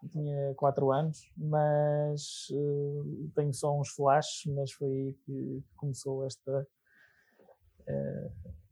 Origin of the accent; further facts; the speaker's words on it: Albergaria-a-Velha, Aveiro District, Portugal; tenho 31 anos, quase 32. sou natural de Alpegria Velha